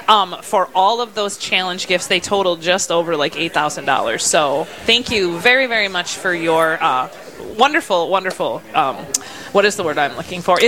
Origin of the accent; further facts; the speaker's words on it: Wisconsin, United States; now in Rochester, United States; I'm from Wisconsin